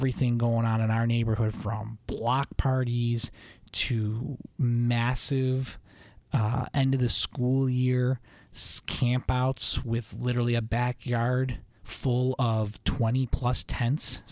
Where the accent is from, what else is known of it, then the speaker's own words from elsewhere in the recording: Western New York, United States; moved away; 90s growing up in Western New York in the suburbs